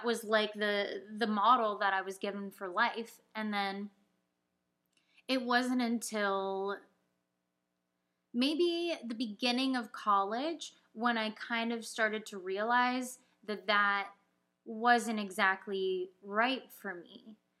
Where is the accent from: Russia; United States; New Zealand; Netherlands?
United States; Orange County, California; moved away; I was growing up in Orange County in the suburbs